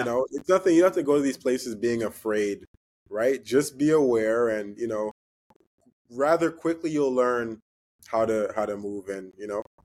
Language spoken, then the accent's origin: English; Canada; being from Canada, being Canadian